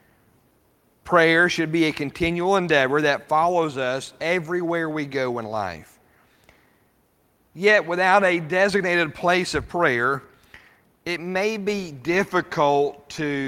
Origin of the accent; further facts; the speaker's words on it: Rawlins, Wyoming, United States; Growing up in Wyoming, we lived in Rawlins, Wyoming